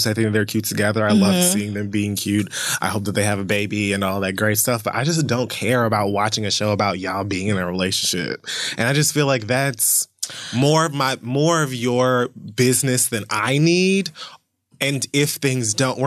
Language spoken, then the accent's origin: English; Miami, Florida, United States; I come from Miami, Florida